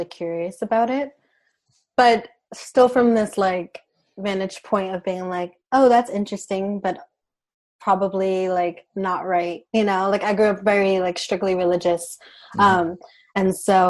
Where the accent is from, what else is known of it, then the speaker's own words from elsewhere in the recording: New York City, New York, United States; also born or lived in Puerto Rico / South Central Pennsylvania; now in Pennsylvania, United States; I'm from Brooklyn, New York, by way of Puerto Rico, but I live in South Central Pennsylvania right now